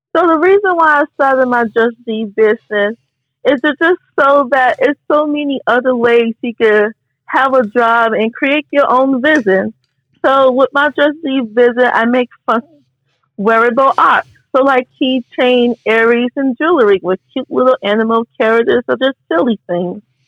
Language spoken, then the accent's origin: English; Chicago, Illinois, United States; also born or lived in Naperville, Illinois; I was born in the South Side of Chicago, in Chicago, Illinois. I went to five different schools there